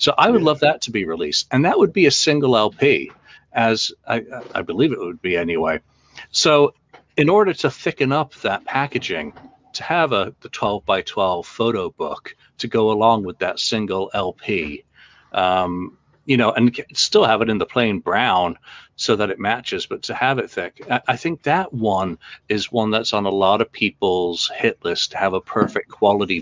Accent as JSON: {"language": "English", "region": "England", "country": "United Kingdom", "said": "I'm English"}